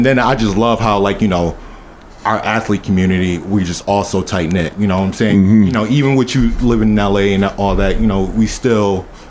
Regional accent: Rochester, New York, United States; born or raised there

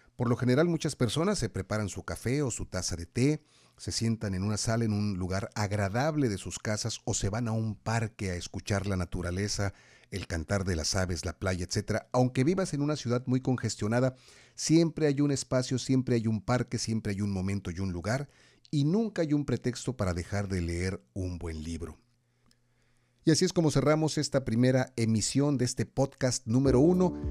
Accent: Mexico; nos preocupan mucho como mexicanos

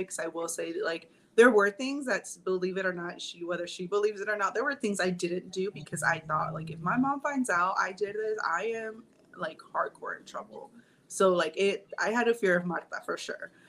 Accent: Long Beach, California, United States; we grew up in Long Beach

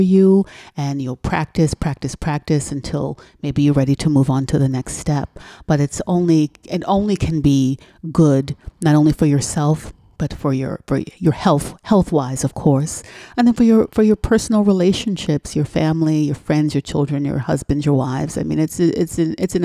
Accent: New York City, New York, United States; moved away; growing up the way I grew up in New York City

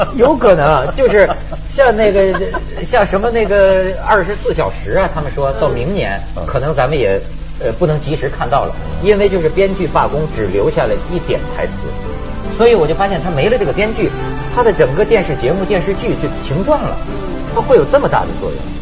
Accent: rural Shandong, China; 我们老家山东农村

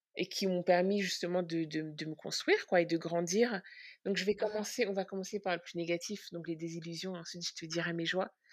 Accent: France; moved away as an adult; also born or lived in Central African Republic / Brooklyn, New York; now in New York, United States; j'ai grandi en France, j'ai un petit peu grandi aussi en Centrafrique

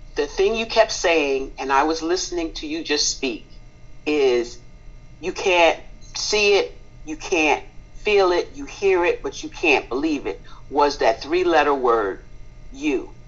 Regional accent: Spring Valley, New York, United States; moved away as an adult; now in Hampton, United States; I am originally from New York State, a little small town called Spring Valley, 45 minutes northwest of New York City, Manhattan

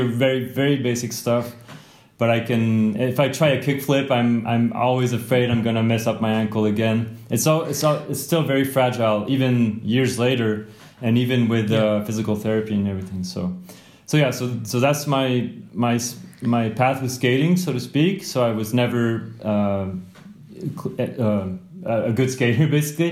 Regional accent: near Grenoble, Auvergne-Rhône-Alpes, France; I grew up near Grenoble in France, which is near the Alps

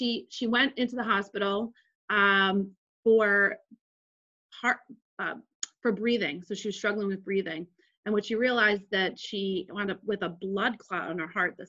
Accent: Jersey City, New Jersey, United States; So I grew up in Jersey City to a single mom on welfare, pretty much in the hood

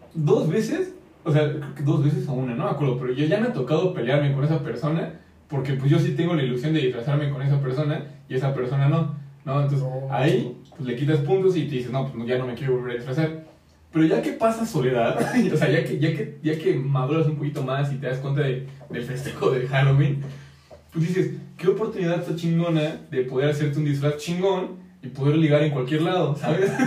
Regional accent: Mexico; como mexicanos

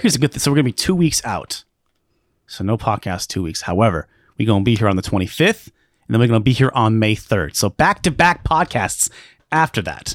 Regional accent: Alaska, United States; I grew up in Alaska.

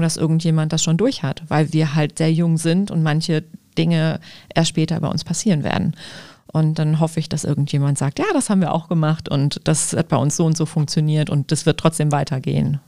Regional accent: Düsseldorf, North Rhine-Westphalia, Germany; ich bin Düsseldorferin

